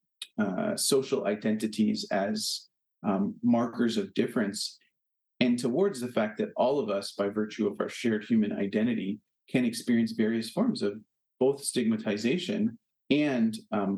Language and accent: English; Canada; now in Hartford, United States; as a Canadian